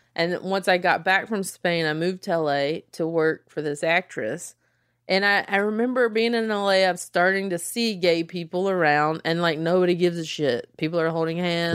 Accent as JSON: {"language": "English", "region": "small town South", "country": "United States", "tie": "born or raised there", "accent": "Southern", "said": "I am from small town South"}